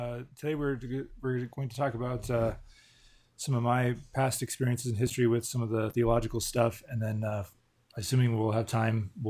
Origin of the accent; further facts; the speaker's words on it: Southern California, United States; I grew up in Southern California, went to a church there my whole life. Didn't move around at all